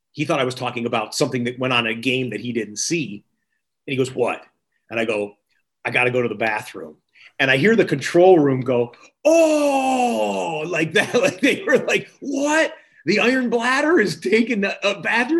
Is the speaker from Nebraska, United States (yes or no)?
no; Michigan, United States; moved away as an adult; also born or lived in Syracuse, New York; I grew up in Michigan, like I told you, and grew up loving football